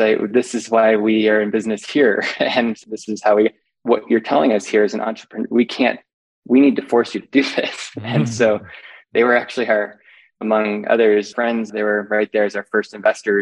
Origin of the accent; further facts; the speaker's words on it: Ouray, Colorado, United States; I grew up in Western Colorado in a little town that's now known for ice climbing, Ouray, Colorado